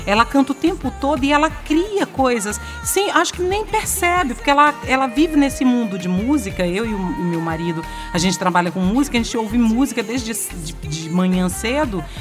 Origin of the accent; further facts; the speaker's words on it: Lago da Pedra, Maranhão, Brazil; also born or lived in São Luís; Eu, eu saí de Lago da Pedra, vim para São Luís, eu tinha 14 anos